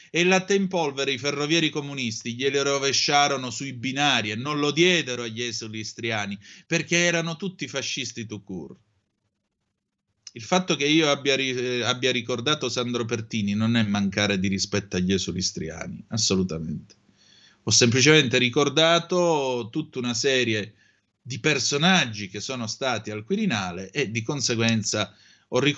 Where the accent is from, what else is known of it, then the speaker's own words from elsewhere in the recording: Italy; per me sono più italiani e più fratelli d'Italia di tutti noi che siamo nati e cresciuti in Italia.